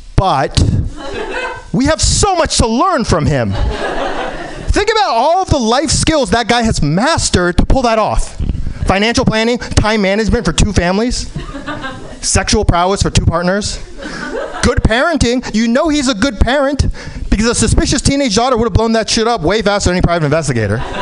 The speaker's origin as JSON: {"language": "English", "region": "New York", "country": "United States", "tie": "born or raised there", "said": "I was born in New York"}